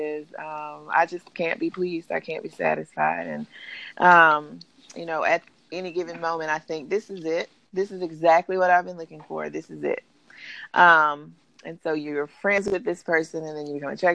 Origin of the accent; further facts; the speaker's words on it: Alabama, United States; moved away as an adult; I'm originally from Alabama, moved down here to coach volleyball